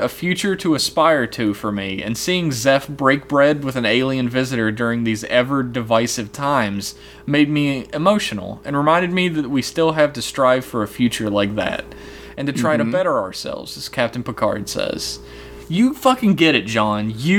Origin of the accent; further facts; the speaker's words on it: Ireland; Basically, I'm from Ireland, and that's what we do.